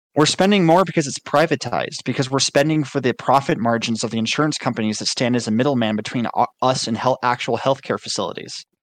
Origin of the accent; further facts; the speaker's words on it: United States; as an American